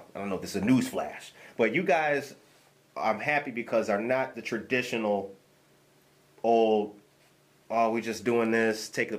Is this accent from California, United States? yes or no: no; Harvey, Illinois, United States; also born or lived in west side of Chicago; I grew up in Harvey, but in a real rough time in my life, I stayed on Maypole and Costner at my auntie house on the west side.